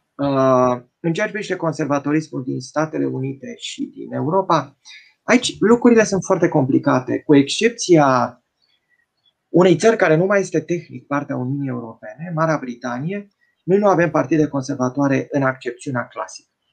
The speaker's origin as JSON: {"language": "Romanian", "country": "Romania", "said": "ca români"}